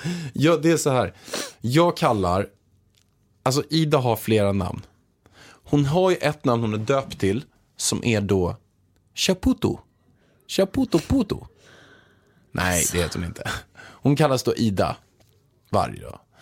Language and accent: Swedish; Småland, Sweden; moved away; jag kommer egentligen från Småland